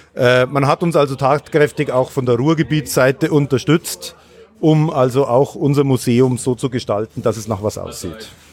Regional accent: Munich, Bavaria, Germany; ich komme aus München

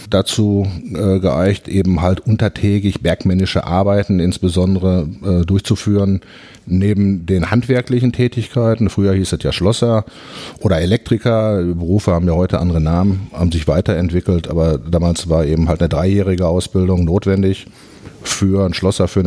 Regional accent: Herten, North Rhine-Westphalia, Germany; bin geboren in Herten, Hertener Junge äh, aus dem Kohlenpott sozusagen. Früher haben wir gesagt Koloniekind

